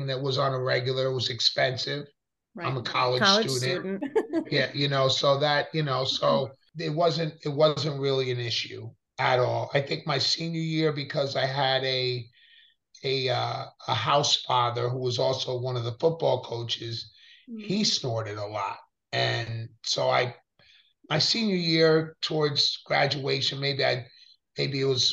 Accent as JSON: {"language": "English", "town": "Pleasantville", "region": "New York", "country": "United States", "tie": "born or raised there", "said": "I grew up in Westchester, Pleasantville, New York."}